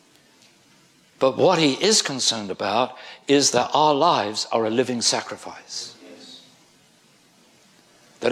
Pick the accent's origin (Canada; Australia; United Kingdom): United Kingdom; I'm British.